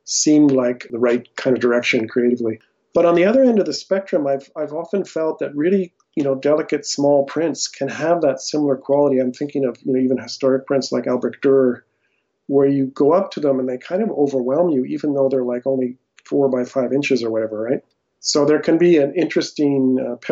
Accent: Alberta, Canada; also born or lived in United States; So I was originally born in the U.S., but pretty early in my life, my family moved to Canada

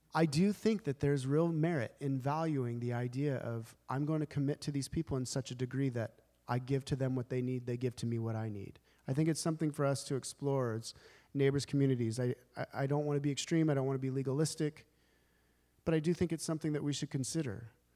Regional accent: United States; as modern Americans

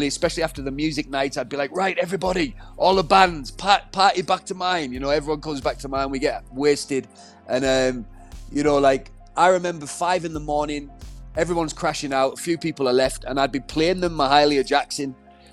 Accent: Middlesbrough, North East England, United Kingdom; moved away; my hometown, which was Middlesbrough

